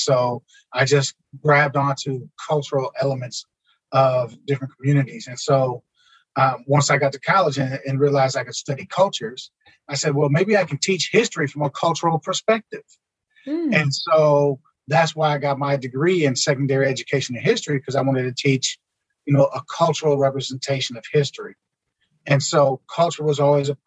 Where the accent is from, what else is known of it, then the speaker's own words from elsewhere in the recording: Milwaukee, Wisconsin, United States; growing up in Milwaukee, we didn't have a whole lot